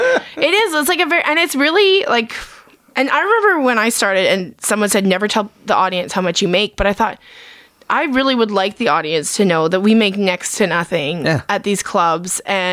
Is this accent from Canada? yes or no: yes; Edmonton, Alberta, Canada; also born or lived in Vancouver; I grew up in Edmonton.